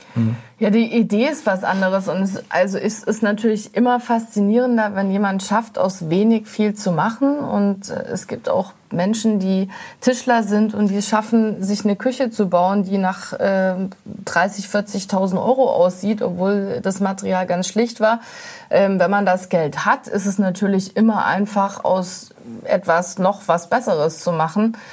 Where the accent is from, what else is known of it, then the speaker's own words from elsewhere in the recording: Berlin, Germany; als Berliner